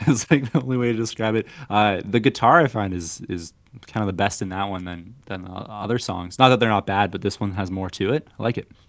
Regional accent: Canada; We're Canadian

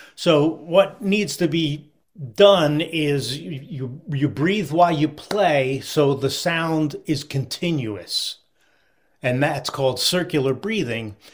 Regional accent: Philadelphia, Pennsylvania, United States; I grew up in the Philadelphia area in the sixties and seventies

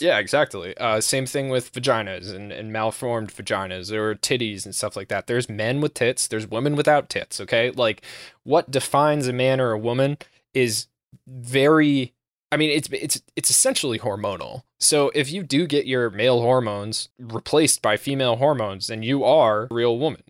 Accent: United States; I'm American

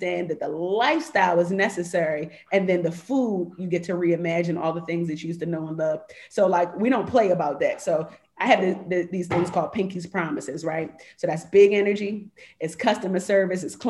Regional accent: Jamaica; I'm Jamaican

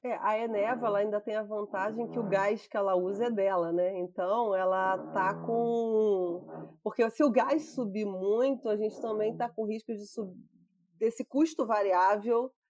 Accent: Rio de Janeiro, Brazil; eu sou aqui do Rio, eu trabalhava na distribuição do Rio

